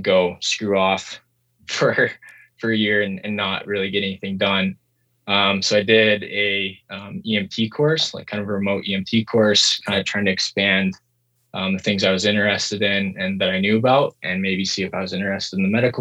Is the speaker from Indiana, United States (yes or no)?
no; South Dakota, United States; moved away; also born or lived in New Zealand; I grew up in South Dakota, in the States